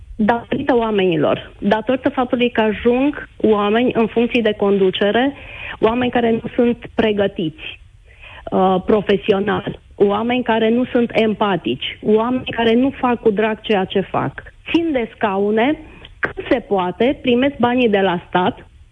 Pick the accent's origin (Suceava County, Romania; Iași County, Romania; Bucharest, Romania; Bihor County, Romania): Bihor County, Romania; a village near Oradea; în primăria din satul de unde sunt eu